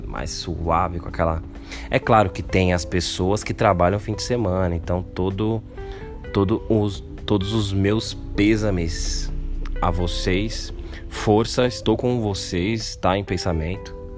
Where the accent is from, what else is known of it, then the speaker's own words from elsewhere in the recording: São Paulo, Brazil; eu morar no Capão Redondo